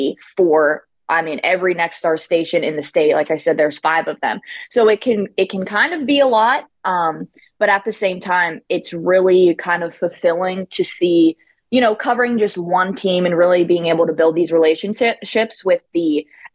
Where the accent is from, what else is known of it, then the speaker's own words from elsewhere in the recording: Northern Panhandle, West Virginia, United States; I'm from the state of West Virginia. I'm from the Northern Panhandle, which is like an hour and a half north from here, just outside of Pittsburgh as well.